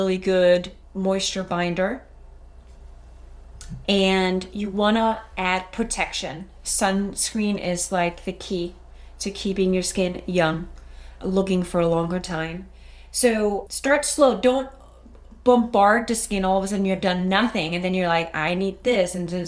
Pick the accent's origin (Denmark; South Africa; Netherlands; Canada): Denmark; English is a second language; now in United States; I'm sure you can pick up a little accent, and sometimes I have a hard time finding the right words. I am from Denmark